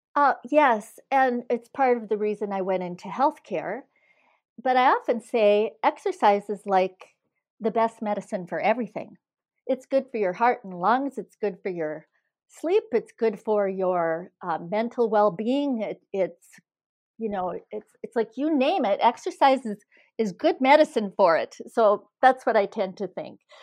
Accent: Iron Range, Minnesota, United States; also born or lived in Missoula, Montana; now in Eden Prairie, United States; Growing up in the Iron Range, I spent all my, most of my free time outside

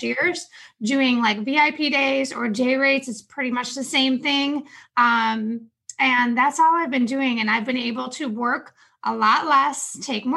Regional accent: upstate New York, United States; now in Charlotte, United States; I'm originally from New York, upstate New York.

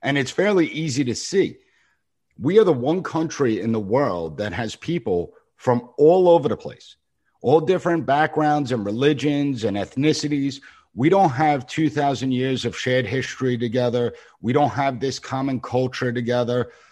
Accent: Long Island, New York, United States; I'm from the Long Island region

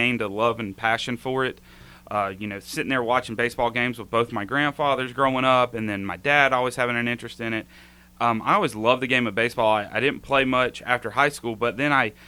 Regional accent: Henderson County, North Carolina, United States; I'm a Henderson County native, born and raised here in Henderson County

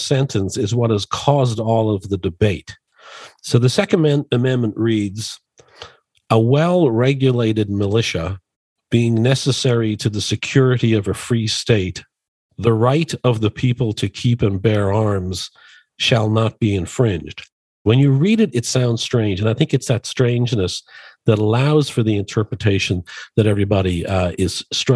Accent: Dublin, Leinster, Ireland; now in Chicago, United States; I was born and raised in Dublin, Ireland

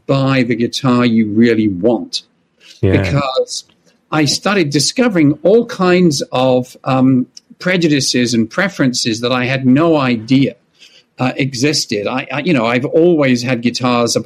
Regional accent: London, United Kingdom; moved away as an adult; now in United States; I was born in London and grew up in England.

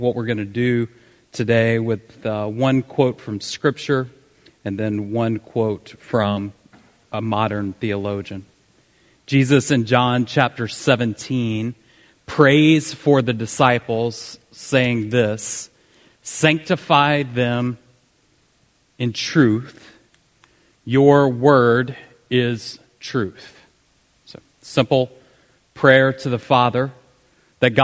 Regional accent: the South, United States; accent: southern; I tried to tone down my southern accent

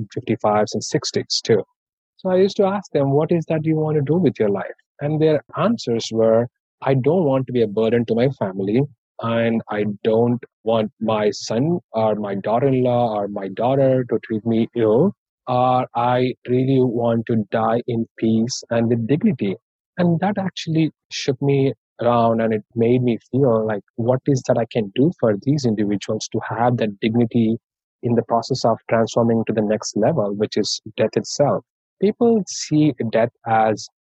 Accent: Hyderabad, Telangana, India; English is a second language; moved away as an adult; now in United States; I'm from India and from Hyderabad

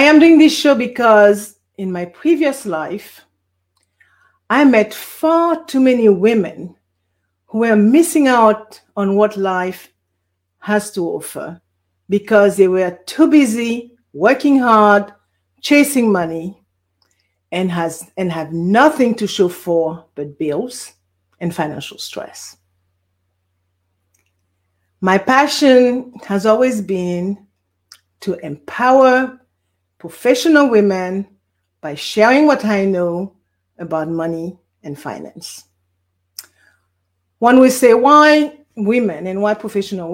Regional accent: Guadeloupe; also born or lived in Bermuda; now in California, United States; I was born in Guadeloupe. For those of you who do not know where Guadeloupe is a French island in the Caribbean Sea, hence the accent

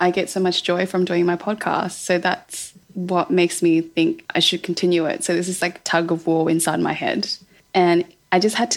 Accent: Melbourne, Victoria, Australia; moved away as an adult; also born or lived in London; I was from Melbourne

